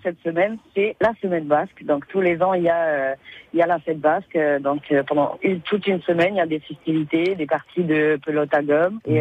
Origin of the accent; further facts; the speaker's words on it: Saint-Pierre, St. Pierre & Miquelon; je viens de Saint-Pierre-et-Miquelon, je suis née à Saint-Pierre-et-Miquelon.